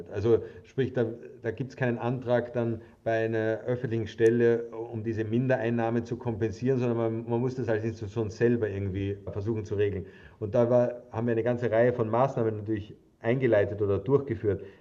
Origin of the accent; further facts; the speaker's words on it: Austria; also ich habe es zumindest gesehen als stolzer Österreicher